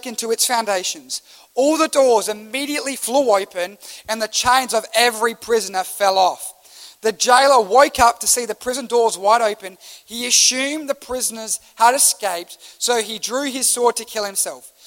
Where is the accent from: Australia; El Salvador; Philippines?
Australia; as an Australian